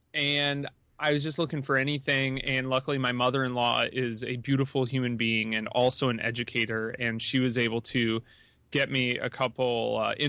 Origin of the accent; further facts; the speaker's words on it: New York, United States; moved away; Man, so when I came from New York and I moved out here, and it took a while for my certifications.